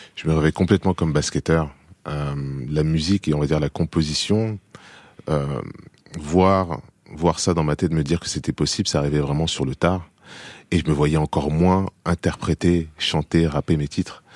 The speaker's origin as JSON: {"language": "French", "country": "France", "tie": "born or raised there", "also_born_or_lived": "United States", "moved": "as an adult", "said": "j'ai vécu dix ans aux États-Unis, j'ai été élevé en France"}